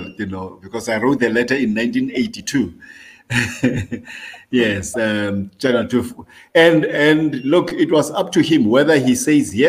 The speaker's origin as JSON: {"language": "English", "town": "Johannesburg", "region": "Gauteng", "country": "South Africa", "tie": "born or raised there", "moved": "as an adult", "lives_now": "Zambia", "said": "I was born in Soweto, in Johannesburg. Lived there almost, for almost the rest of my life, in Johannesburg"}